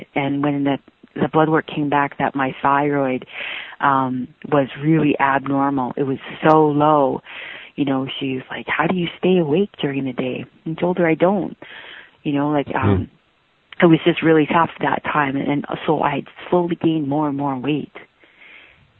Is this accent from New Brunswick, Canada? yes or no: no; Yukon, Canada; I'm from the Wolf Clan of the Kwanlin Dun and Liard First Nations of Yukon, Canada. I'm 44 years young and I live in Whitehorse, Yukon